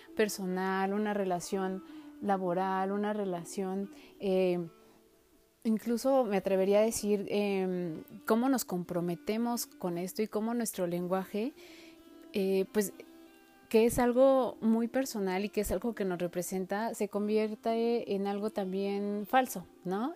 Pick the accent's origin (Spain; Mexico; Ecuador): Mexico; nosotros como mexicanos